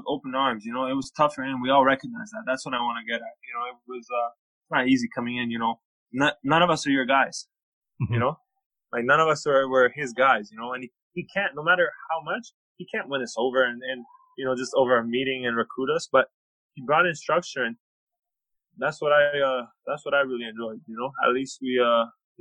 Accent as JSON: {"language": "English", "country": "Canada", "tie": "born or raised there", "also_born_or_lived": "Hawaii", "moved": "as an adult", "said": "I grew up in Canada"}